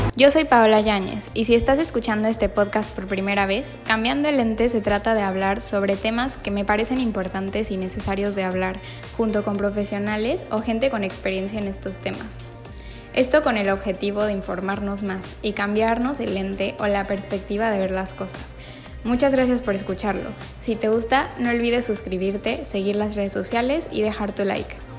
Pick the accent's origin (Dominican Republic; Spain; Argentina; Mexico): Mexico; somos los mexicanos